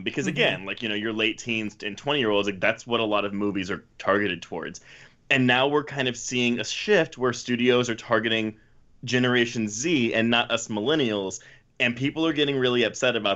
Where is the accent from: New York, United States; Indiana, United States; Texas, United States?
Texas, United States; Houston; I grew up in the suburbs of Houston, so not Houston proper.